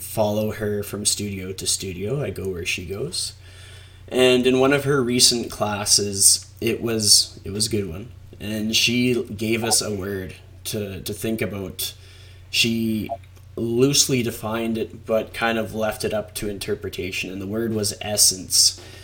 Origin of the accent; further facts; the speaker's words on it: Canada; I'm a Canadian